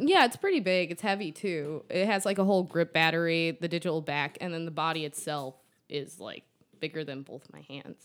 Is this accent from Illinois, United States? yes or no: yes; McHenry, Illinois, United States; I grew up in McHenry